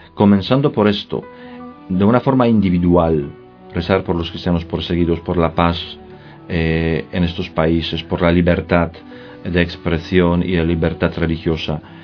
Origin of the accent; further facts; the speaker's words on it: Poland; now in Spain; Yo soy polaco y vivo ya desde hace muchos años aquí en, en España